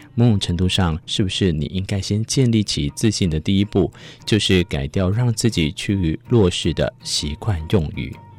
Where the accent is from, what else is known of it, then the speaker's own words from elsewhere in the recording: Taiwan; 我们台湾人